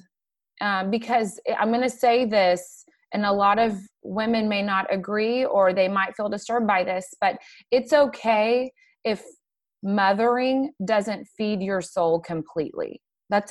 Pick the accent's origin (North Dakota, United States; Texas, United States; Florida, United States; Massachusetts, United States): Texas, United States; McKinney; I grew up in McKinney. I'm one of the few people that actually stays around where they were born